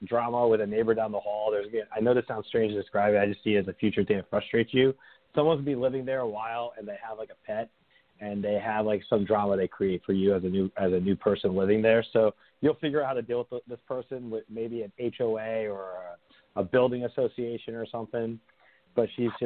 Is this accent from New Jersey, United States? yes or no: yes; northern New Jersey, United States; I grew up in northern Jersey